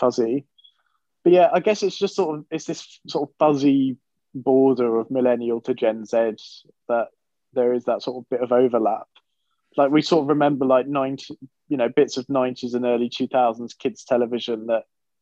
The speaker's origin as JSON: {"language": "English", "area": "Hertfordshire", "region": "East of England", "country": "United Kingdom", "said": "I am from Hertfordshire."}